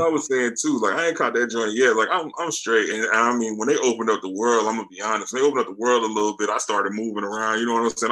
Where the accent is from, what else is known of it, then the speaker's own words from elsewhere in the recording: Charlotte, North Carolina, United States; now in Fayetteville, United States; I'm in North Carolina like uh, I'm actually in Fayetteville right now, but I'm from Charlotte